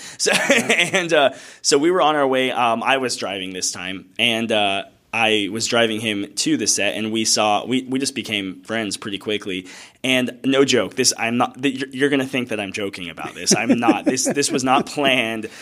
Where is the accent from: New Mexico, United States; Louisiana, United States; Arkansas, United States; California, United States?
California, United States; Escondido; also born or lived in Arizona / Tallahassee, Florida; I grew up in Escondido, California